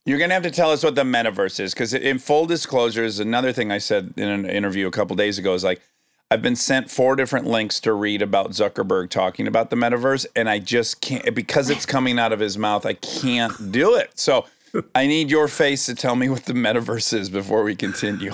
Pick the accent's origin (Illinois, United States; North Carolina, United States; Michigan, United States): Michigan, United States; Detroit; I'm from Detroit, so I'm from the automotive industry.